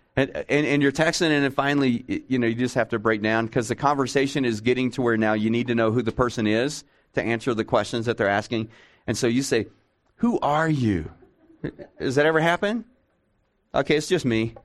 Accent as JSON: {"language": "English", "region": "Texas", "country": "United States", "said": "I'm from Texas"}